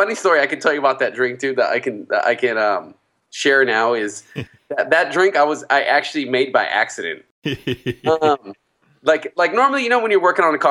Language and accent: English; Riverside County, California, United States; I grew up in Riverside County, you know, which is kind of pegged between LA and Palm Springs